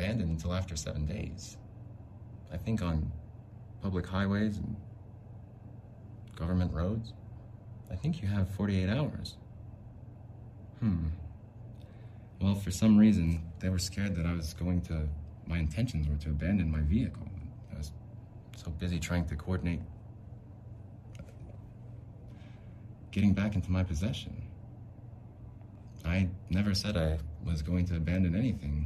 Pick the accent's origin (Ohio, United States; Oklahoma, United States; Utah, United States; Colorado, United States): Utah, United States; Salt Lake City; I'm from Salt Lake. I'm in the dystopian present of Salt Lake.